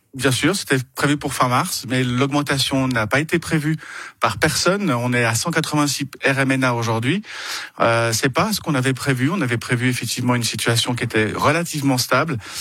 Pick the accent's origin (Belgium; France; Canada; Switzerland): Switzerland; Vernier, Geneva; also born or lived in Le Lignon, Vernier; j'habite au Lignon, j'ai grandi aux Avanchets.